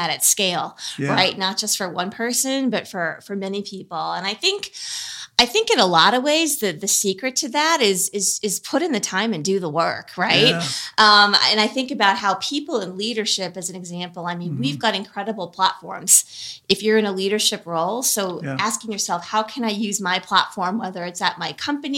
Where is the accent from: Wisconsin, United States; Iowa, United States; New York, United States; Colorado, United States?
Wisconsin, United States; Milwaukee; I grew up in the suburbs of Milwaukee, Midwesterner by birth